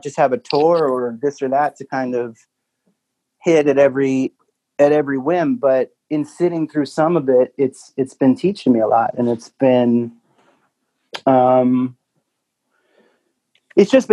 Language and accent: English; East Coast, United States; now in Nashville, United States; I'm from the East Coast where that's like, people are really nice